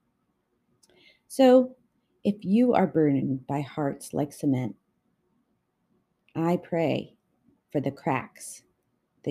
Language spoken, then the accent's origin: English; Canada; I'm Canadian